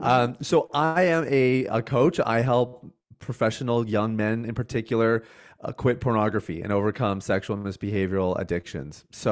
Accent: Canada; I am Canadian. I know.

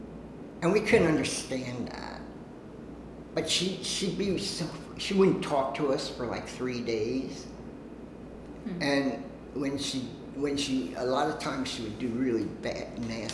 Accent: Harrisburg, Pennsylvania, United States; moved away as an adult; also born or lived in Brooklyn, New York / Long Island, New York; now in New York, United States; I was born in Brooklyn. Parents moved us to Long Island, and then to Harrisburg, Pennsylvania, where I lived from age 7 to like 20

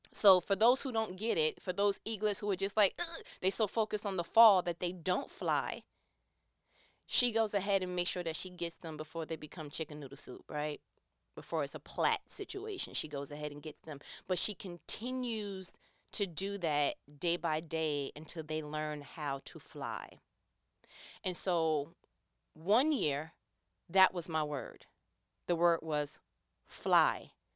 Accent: New York, United States; accent: New York; I'm from New York. You know, from time to time, my accent kicks in.

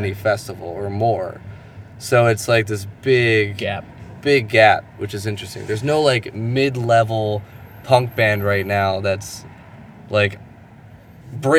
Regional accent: Asbury Park, New Jersey, United States; we're from Asbury Park, New Jersey

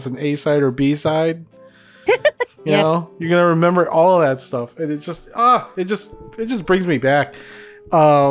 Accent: Philippines; moved away; When I was growing up in the Philippines

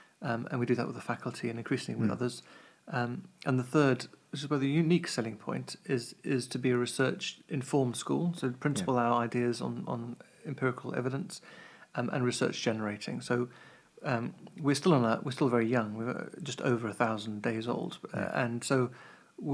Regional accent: Kent, South East England, United Kingdom; now in Cambridge, United Kingdom; I grew up in Kent

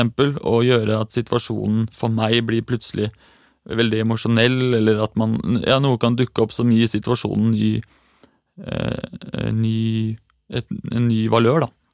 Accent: Eastern Norway, Norway; now in Oslo, Norway; jeg er fra Østlandet

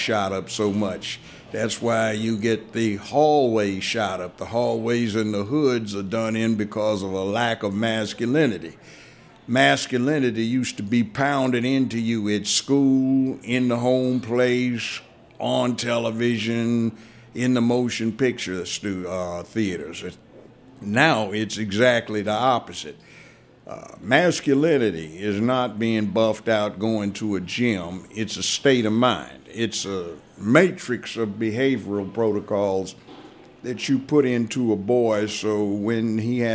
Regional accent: Los Angeles, California, United States; moved away as an adult; also born or lived in Washington, D.C. / Memphis; I grew up in Los Angeles, kindergarten through law school

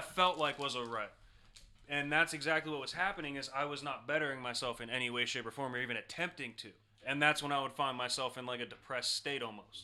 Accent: Ohio, United States; I'm from Ohio

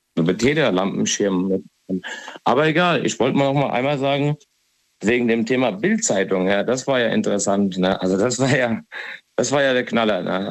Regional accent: Hesse, Germany; ich bin ja aus Hessen

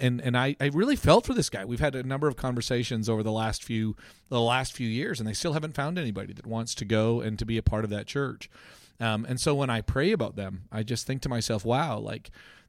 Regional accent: Oklahoma City, Oklahoma, United States; I'm from Oklahoma City, and I'm looking a little bit further down the road than you are

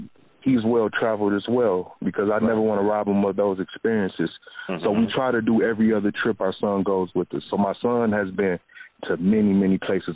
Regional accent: Flint, Michigan, United States; I came from Flint, Michigan, man.

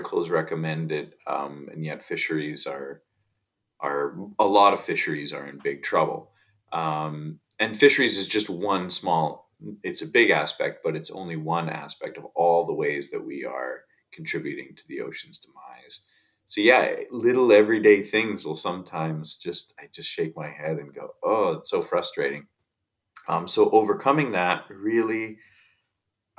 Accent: Saskatchewan, Canada; also born or lived in Australia / Bahamas; now in Vancouver Island, Canada; I grew up in Saskatchewan in the prairies, and so I was really far from any ocean

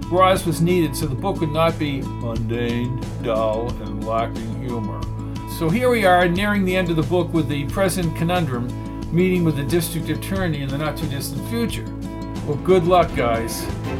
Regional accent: Massachusetts, United States; I grew up in Massachusetts and was first brought to Plymouth when I was 9 years old.

